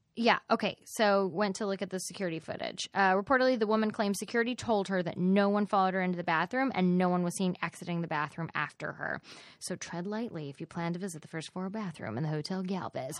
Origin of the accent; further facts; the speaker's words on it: Dallas, Texas, United States; I am from Dallas